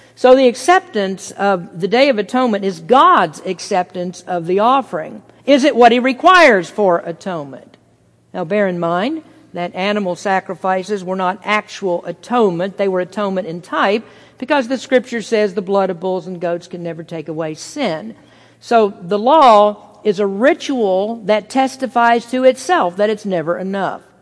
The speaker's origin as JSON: {"language": "English", "country": "United States"}